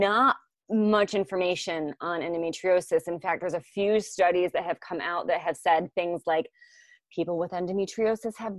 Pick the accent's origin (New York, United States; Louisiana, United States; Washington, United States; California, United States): New York, United States; New York City; moved away; I was going home from Manhattan to Brooklyn